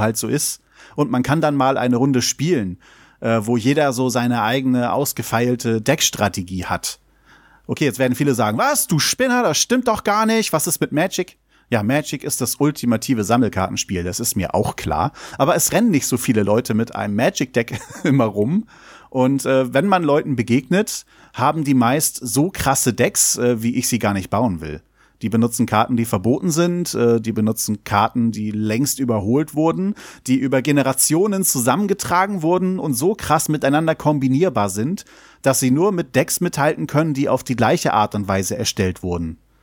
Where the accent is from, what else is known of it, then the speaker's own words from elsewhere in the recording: Germany; Ecken, die ich natürlich alle kenne, die meine Heimat sind